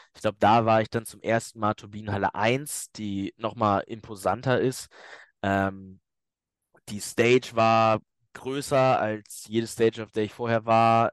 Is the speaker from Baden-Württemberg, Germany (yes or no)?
no; Hamburg, Germany; moved away; weil Hamburg meine Heimatstadt ist